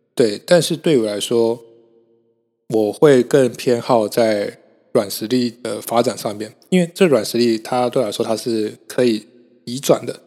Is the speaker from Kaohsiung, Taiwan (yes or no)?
yes; Kaohsiung, Taiwan; moved away; 我今天其实录完之后就要回高雄了，我是高雄人